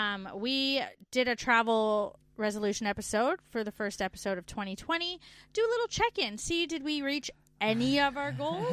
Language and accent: English; Canada; moved away as an adult